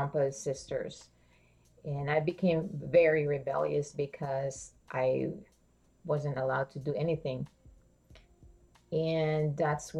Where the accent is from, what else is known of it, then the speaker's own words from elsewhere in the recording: Philippines; moved away; I grew up in the Philippines